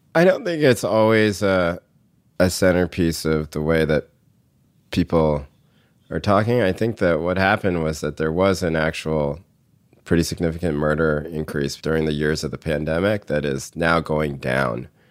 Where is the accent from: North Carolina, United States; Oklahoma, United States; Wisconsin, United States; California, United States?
North Carolina, United States; moved away; when I was growing up in North Carolina